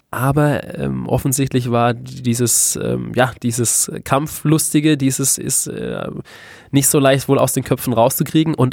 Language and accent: German; Baden-Württemberg, Germany; ich komme ja aus dem Südwesten des Landes, äh, aus der Nähe von Karlsruhe, bin deshalb auch als ähm, ja, KSC-Fan sozialisiert worden.